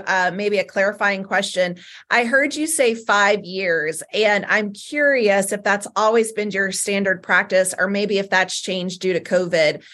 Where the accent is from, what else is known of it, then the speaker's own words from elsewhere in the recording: Southern United States, United States; accent: Southern; my Southern accent